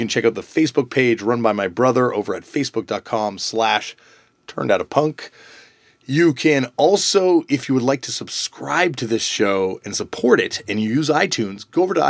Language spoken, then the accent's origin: English; Canada; as a Canadian person